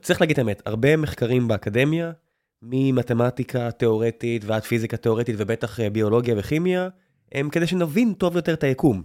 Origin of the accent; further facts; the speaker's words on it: Beersheba, Southern District, Israel; moved away; אני מכיר את באר שבע לא רע, נולדתי שם, חייתי שם לפחות חצי מהחיים שלי